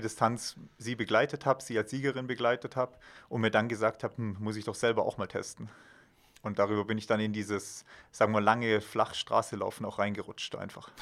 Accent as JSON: {"language": "German", "town": "Villingen-Schwenningen", "region": "Baden-Württemberg", "country": "Germany", "moved": "yes", "lives_now": "Füssen, Germany", "said": "ursprünglich komme ich aus dem Schwarzwald, aus Villingen-Schwenningen"}